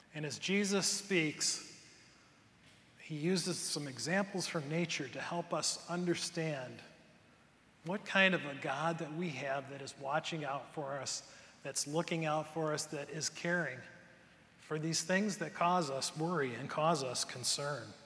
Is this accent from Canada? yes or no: no; Cleveland, Ohio, United States; now in Michigan, United States; I grew up in the Cleveland area